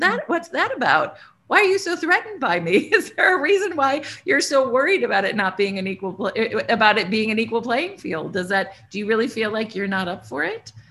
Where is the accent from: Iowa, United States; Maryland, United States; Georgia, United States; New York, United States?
Iowa, United States; I grew up in Iowa, white person, lovely, good education, uh, very little diversity.